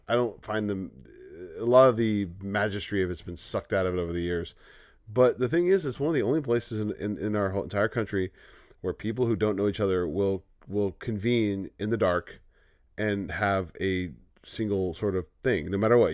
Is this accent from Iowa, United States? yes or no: no; California, United States; We grew up saying that, like, you know, if California seceded